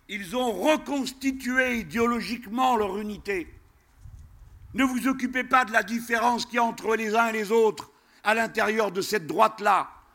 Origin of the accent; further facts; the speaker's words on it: France; chez nous en France.